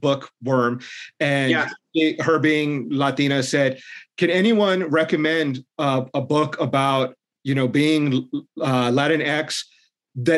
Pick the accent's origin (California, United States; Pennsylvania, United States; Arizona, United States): Arizona, United States; Tucson; urban legends and stories that I grew up with in Tucson